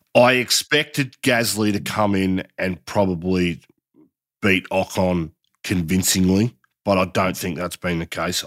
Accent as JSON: {"language": "English", "country": "Australia", "said": "I, as an Aussie"}